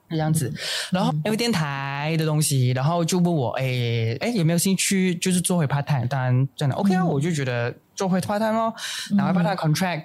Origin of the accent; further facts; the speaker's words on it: Jinjang, Kuala Lumpur, Malaysia; 我是增加长大的，增加是一个华人新村欸